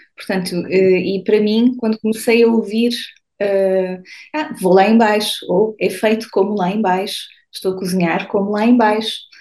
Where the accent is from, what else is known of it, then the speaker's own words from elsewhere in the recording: São Martinho de Anta, Norte, Portugal; moved away as an adult; also born or lived in Vila Real / Porto / Lisbon; now in Paris, France; eu vivi em Portugal a minha vida toda, eu estudei em Portugal, eu, eu, eu venho de São Martinho de Anta, uh, e, uh, mas fui sempre vivendo em cidades um bocadinho maiores